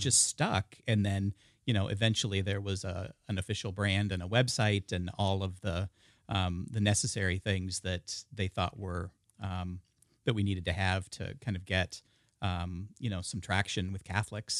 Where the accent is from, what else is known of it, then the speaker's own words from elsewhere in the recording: the Northwest, Pacific Northwest, United States; being born and raised in the Northwest